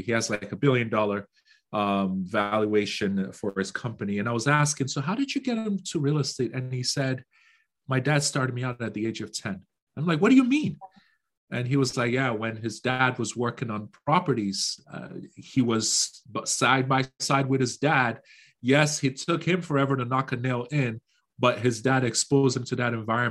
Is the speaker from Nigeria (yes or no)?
yes; Nigeria; moved away; Growing up in Nigeria